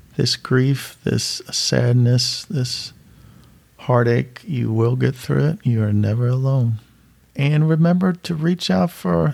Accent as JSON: {"language": "English", "town": "Louisville", "region": "Kentucky", "country": "United States", "said": "I'm from Louisville, Kentucky."}